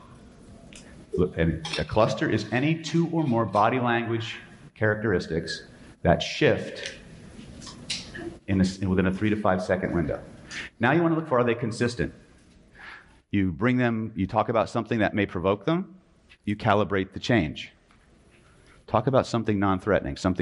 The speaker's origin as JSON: {"language": "English", "region": "California", "country": "United States", "said": "I'm from California"}